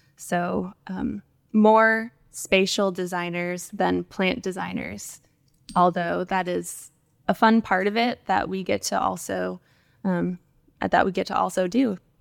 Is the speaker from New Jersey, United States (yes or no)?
no; right outside of Las Vegas, where the Hoover Dam is, Nevada, United States; now in Austin, United States; I grew up in the West, uh, kind of right outside of Las Vegas, um, where the Hoover Dam is